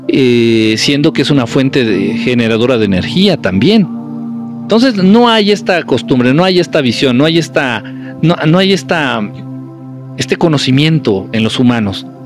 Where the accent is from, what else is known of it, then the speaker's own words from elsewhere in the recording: Acapulco, Guerrero, Mexico; Me encanta la playa, literalmente nací ahí, soy de Acapulco.